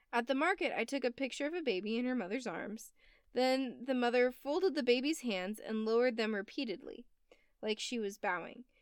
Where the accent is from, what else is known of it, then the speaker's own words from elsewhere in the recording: United States; I'm American